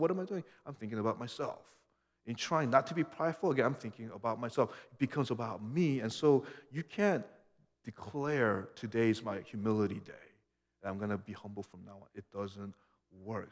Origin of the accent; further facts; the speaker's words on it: United States; being this American I was